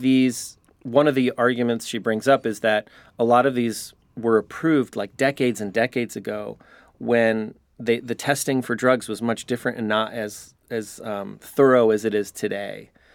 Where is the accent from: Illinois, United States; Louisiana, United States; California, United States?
Illinois, United States; Chicago; also born or lived in New York; now in San Diego, United States; I grew up in Chicago. I lived in New York.